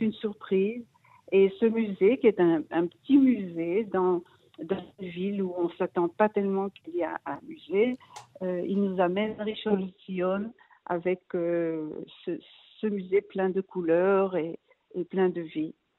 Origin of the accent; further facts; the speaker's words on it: Brussels, Brussels-Capital Region, Belgium; moved away as an adult; now in Israel; je suis, je suis née, j'ai grandi en Belgique, à Bruxelles.